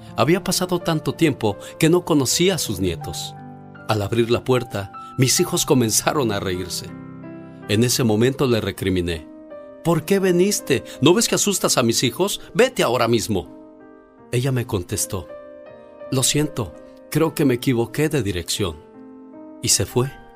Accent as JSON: {"language": "Spanish", "town": "Villa Hidalgo", "region": "Jalisco", "country": "Mexico", "moved": "yes", "lives_now": "California, United States", "said": "un día salí de Villa Hidalgo, Jalisco pero Villa Hidalgo, Jalisco nunca salió de mí."}